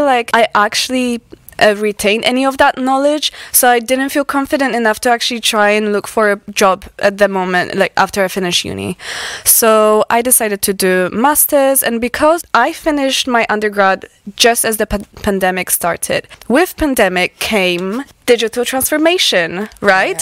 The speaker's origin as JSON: {"language": "English", "country": "Poland", "also_born_or_lived": "Aberystwyth, Wales", "second_language": "English", "moved": "as an adult", "lives_now": "Wales, United Kingdom", "said": "I am originally from Poland. So I moved here when I was 19"}